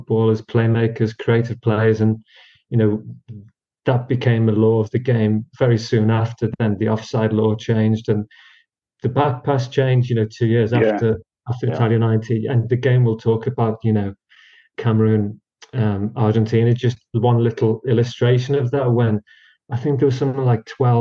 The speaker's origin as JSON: {"language": "English", "country": "United Kingdom", "tie": "born or raised there", "said": "for people of our age, growing up in Britain"}